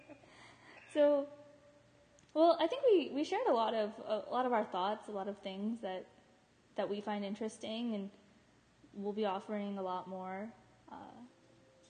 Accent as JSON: {"language": "English", "country": "United States", "said": "we're American"}